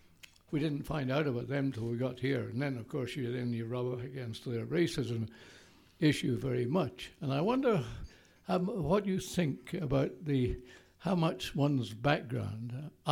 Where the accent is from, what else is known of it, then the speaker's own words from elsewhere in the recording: Scotland, United Kingdom; moved away as an adult; also born or lived in Indonesia / West Africa; now in Canada; I'm from Scotland.